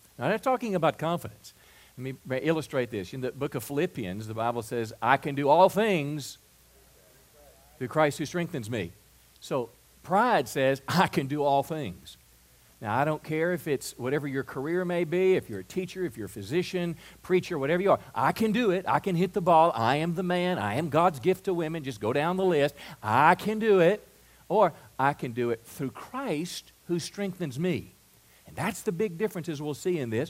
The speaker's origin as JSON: {"language": "English", "region": "Mississippi", "country": "United States", "also_born_or_lived": "California", "moved": "as an adult", "said": "I'm from Mississippi, and I'd meet people in California, and when I would tell them that I was from Mississippi"}